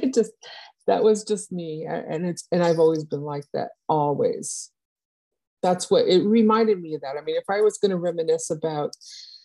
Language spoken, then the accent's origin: English; Los Angeles County, California, United States; moved away as an adult; also born or lived in Arkansas; now in South Florida, United States; I grew up in Los Angeles County, California.